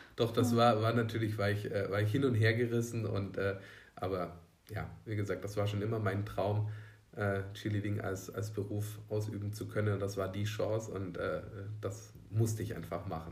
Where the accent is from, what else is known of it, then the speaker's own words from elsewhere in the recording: Elchingen, Bavaria, Germany; ich bin in Unterelchingen groß geworden